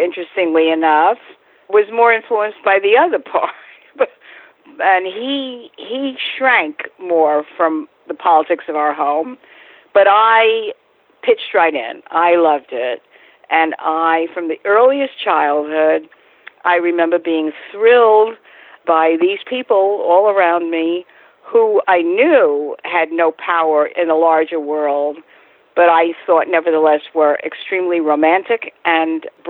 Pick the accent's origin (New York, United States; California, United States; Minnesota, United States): New York, United States; New York City; I was raised in a working-class neighborhood in the Bronx, almost entirely Jewish